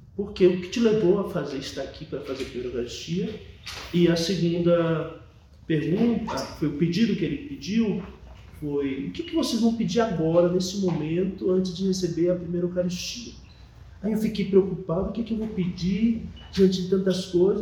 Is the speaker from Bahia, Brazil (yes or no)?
yes; Bahia, Brazil; also born or lived in São Paulo; sou nascido em São Paulo, mas meus pais são nordestinos da Bahia. E aí, quando eu era muito pequeno, em torno de 6, 7 anos de idade, eu me mudei de São Paulo para Bahia